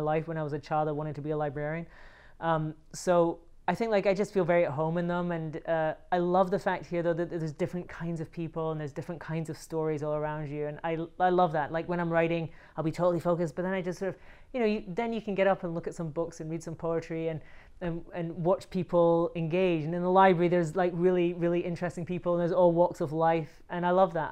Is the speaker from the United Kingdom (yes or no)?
yes; Scotland, United Kingdom; also born or lived in Barcelona, Spain; now in Los Angeles, United States; I moved here from Barcelona, Spain, and I'm from Scotland